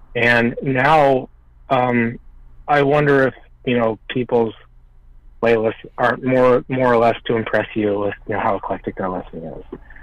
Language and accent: English; Omaha, Nebraska, United States; we grew up in Omaha